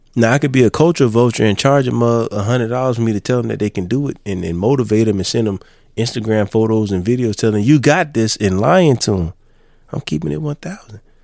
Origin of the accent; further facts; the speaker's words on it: Florence, United States; moved away; I'm from Florence. I left Florence